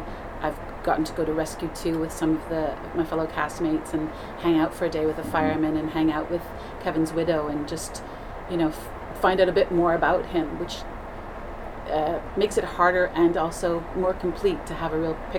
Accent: Canada; I'm Canadian

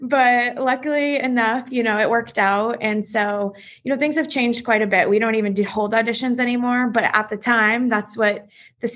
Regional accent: Toledo, Ohio, United States; I'm originally from Toledo, Ohio, which is right at the border of Ohio and Michigan

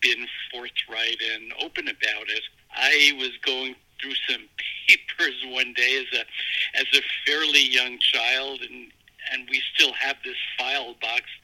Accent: New York City, New York, United States; I was adopted at a day old, and I was at a hospital in New York City called the Lexington Hospital

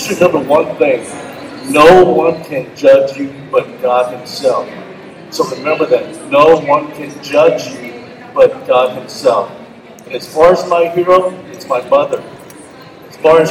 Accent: San Antonio, Texas, United States; moved away as an adult; now in Houston, United States; I was born and raised in San Antonio, Texas, the first 26 years of my life

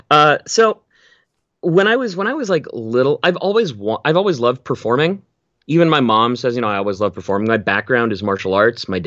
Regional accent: Vancouver, British Columbia, Canada; So Vancouver specifically is uh, temperature wise, it's like a it's like a slightly nicer Seattle.

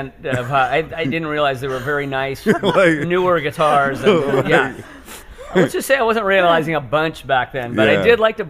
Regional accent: Seattle, Washington, United States; I grew up in Seattle, yeah.

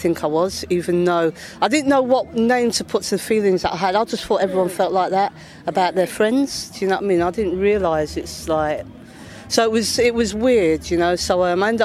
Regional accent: Leicester, East Midlands, United Kingdom; also born or lived in Barbuda; I grew up in Leicester in the 70s

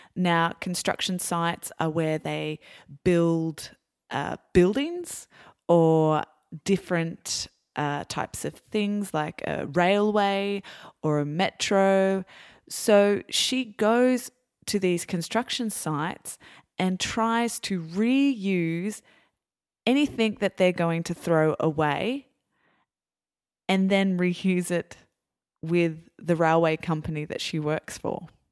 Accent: Australia; I'm Australian

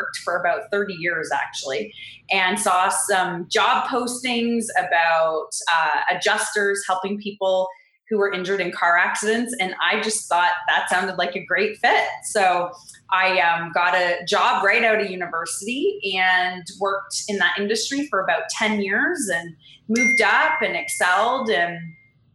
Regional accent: Canada; moved away as an adult; now in California, United States; I am Canadian, and right now I live in California

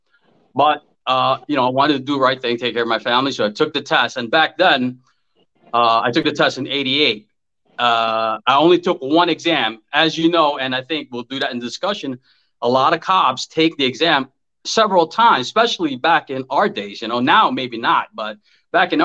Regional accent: New York City, New York, United States; I grew up in Woodside, Queens

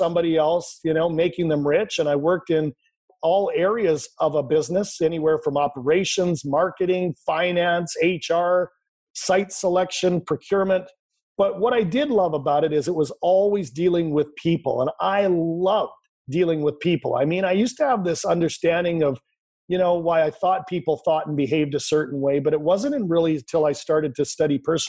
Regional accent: Canada; I grew up in Canada. I'm Canadian. Currently live in Vancouver, British Columbia.

